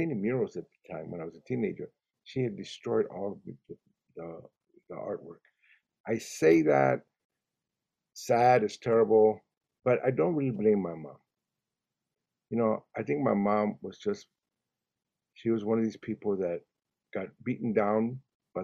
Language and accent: English; Los Angeles, California, United States; first language Spanish; English is a second language; I went to school in Watts when I was a kid